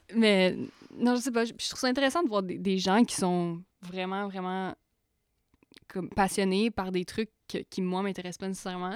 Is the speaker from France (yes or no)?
no; Buckingham, Quebec, Canada; je viens de Buckingham. On vient de Buckingham